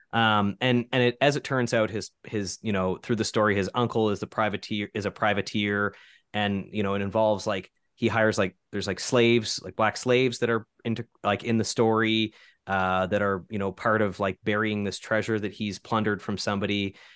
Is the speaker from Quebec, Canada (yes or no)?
no; Keswick Ridge, New Brunswick, Canada; I grew up in Keswick Ridge